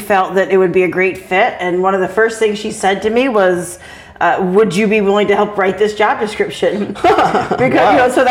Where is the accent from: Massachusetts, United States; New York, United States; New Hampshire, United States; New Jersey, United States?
New Hampshire, United States; Claremont; moved away as an adult; also born or lived in Vermont; I moved back here to Claremont, my hometown